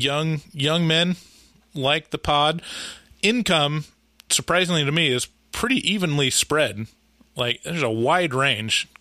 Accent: Portland, United States; we're from Portland

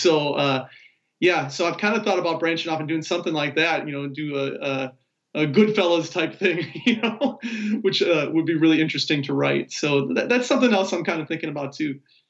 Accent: Chicago, Illinois, United States; now in Texas, United States; I'm originally from Chicago. I live in Texas now

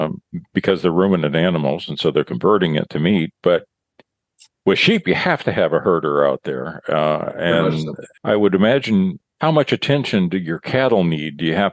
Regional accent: California, United States; I tell people that I'm from California

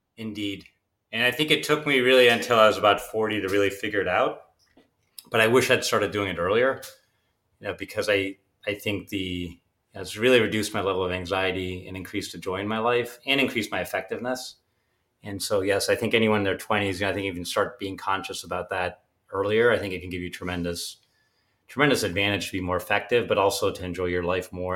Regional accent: Pittsburgh, Pennsylvania, United States; also born or lived in Germany; I was born in Germany, and, uh, but my father, he was building pump company called Able Pumps, and, uh, but he decided he wanted to open a subsidiary in the U S, so he moved us all to Pittsburgh, which obviously was a big personal risk for him, but I really grew up then

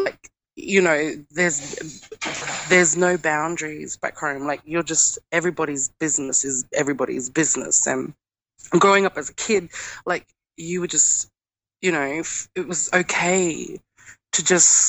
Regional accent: Mimili, South Australia, Australia; I'm from Mimili community and I am a Pidgindara Yankundara speaker.

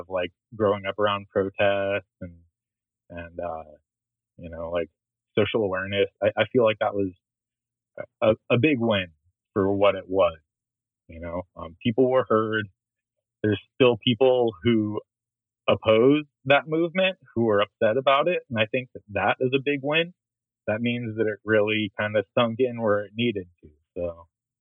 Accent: Oakland, California, United States; growing up in Oakland

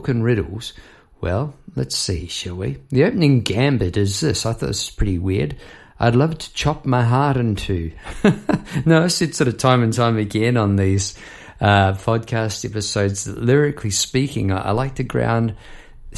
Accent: Palmerston North, Manawatū-Whanganui, New Zealand; Palmerston North, my hometown

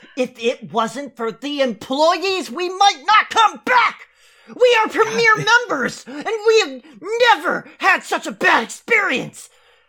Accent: San Francisco, California, United States; I'm from San Francisco, California.

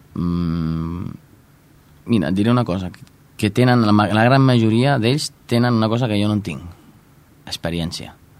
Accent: Santa Perpètua de Mogoda, Catalonia, Spain; jo de fet, soc mm, nascut de Santa Perpètua

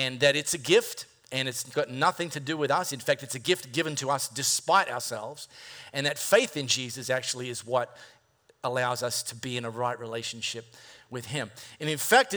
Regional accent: High Wycombe, Western Australia, Australia; growing up in High Wycombe Primary School

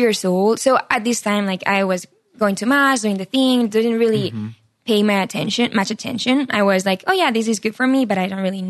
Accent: Barcelona, Catalonia, Spain; English is a second language; moved away as an adult; now in United States; So I'm from Spain, from Barcelona, Yes. I'm 25 years old. I grew up there. Amazing family, Catholic. I studied psychology in college. And right after I finished psychology, I came to America. That was 4 years ago.

